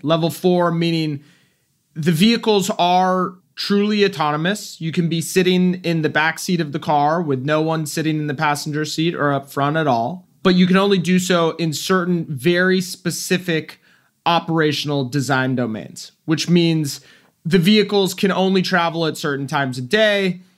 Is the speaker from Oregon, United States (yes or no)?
no; Silicon Valley, California, United States; I grew up in Silicon Valley, really before it was Silicon Valley